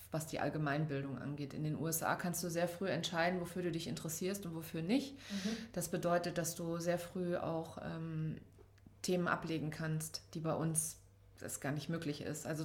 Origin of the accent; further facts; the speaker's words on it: Saarland, Germany; also born or lived in Hanau; Ich bin im Saarland aufgewachsen.